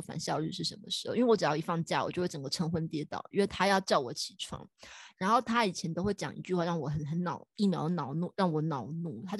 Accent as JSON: {"language": "Chinese", "country": "Taiwan", "said": "我其实我不是我是台湾人"}